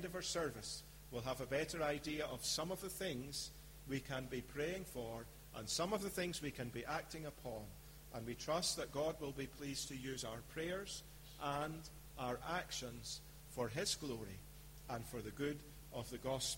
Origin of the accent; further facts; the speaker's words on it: Scotland, United Kingdom; moved away; I'm a Scotsman by birth